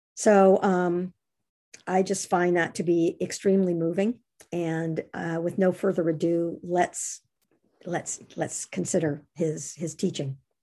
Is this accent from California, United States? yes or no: yes; Monterey Bay, California, United States; I grew up on the Monterey Bay, and fog has been a part of my life ever since I was a little baby. And I continue to live on the Monterey Bay